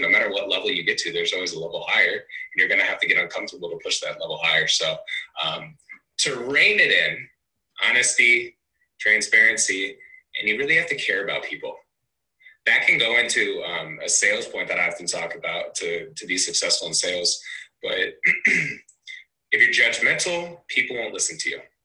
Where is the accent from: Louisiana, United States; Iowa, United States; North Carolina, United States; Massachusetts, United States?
Iowa, United States; Cedar Rapids; I'm actually from Cedar Rapids, Iowa